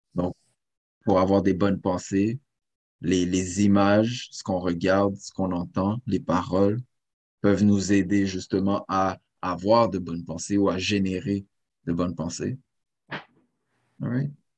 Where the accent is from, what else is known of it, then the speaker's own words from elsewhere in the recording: Saint-Léonard, Quebec, Canada; je suis né à Saint-Léonard